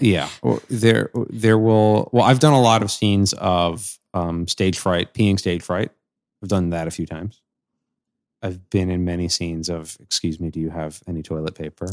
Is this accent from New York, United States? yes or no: yes; New York City, New York, United States; I grew up on Staten Island